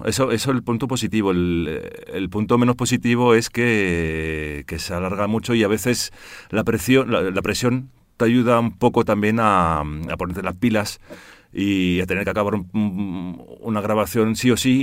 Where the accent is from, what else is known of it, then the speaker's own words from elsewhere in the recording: Brussels, Brussels-Capital Region, Belgium; moved away as an adult; now in Spain; padre holandés, pero nací en Bruselas y de madre malagueña, de madre ah, española.